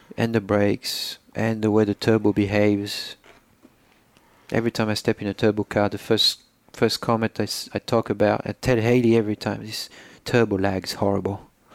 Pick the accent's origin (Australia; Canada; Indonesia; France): France; Poitiers, Nouvelle-Aquitaine; English is a second language; moved away as an adult; now in United States; I was born in Poitiers on May 18, 1984